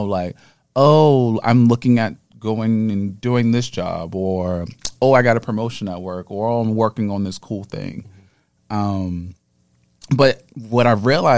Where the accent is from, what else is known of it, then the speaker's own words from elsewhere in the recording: Baltimore, Maryland, United States; moved away as an adult; now in New York, United States; I'm originally from Baltimore